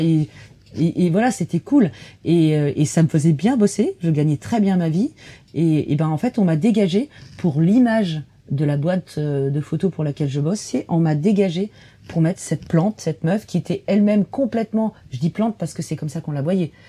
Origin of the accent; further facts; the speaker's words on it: Dordogne, Périgord, Nouvelle-Aquitaine, France; je viens de Dordogne, Périgord.